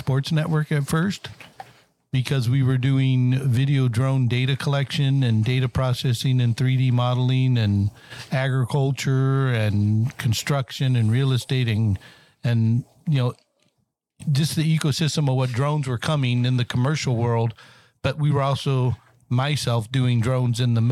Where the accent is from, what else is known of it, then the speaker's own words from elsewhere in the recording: San Diego, California, United States; moved away as an adult; also born or lived in Michigan / Ohio; now in Dayton, United States; I originally grew up in San Diego, California, and transplanted myself with the military back in the 80s overseas.